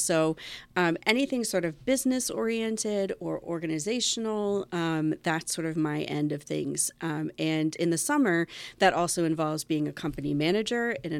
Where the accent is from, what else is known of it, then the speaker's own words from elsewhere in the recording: Winchester, Virginia, United States; Well, I'm actually from Winchester originally.